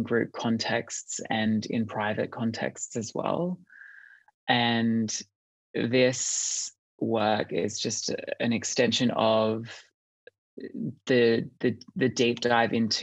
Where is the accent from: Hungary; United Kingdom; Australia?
Australia; I am from Australia.